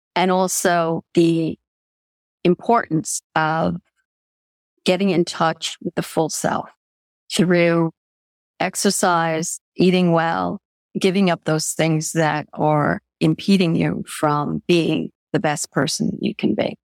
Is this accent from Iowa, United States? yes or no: no; Long Island, New York, United States; I come from New York.